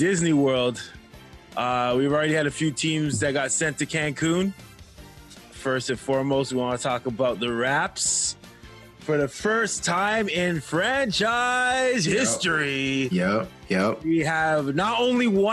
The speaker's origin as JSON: {"language": "English", "country": "Canada", "said": "As a Canadian Black man who has experienced racism from birth till now"}